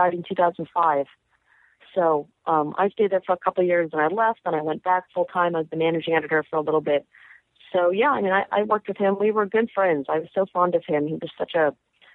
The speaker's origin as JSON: {"language": "English", "region": "New York", "country": "United States", "tie": "born or raised there", "also_born_or_lived": "Cleveland / Los Angeles / Massachusetts", "said": "I grew up in Manhattan"}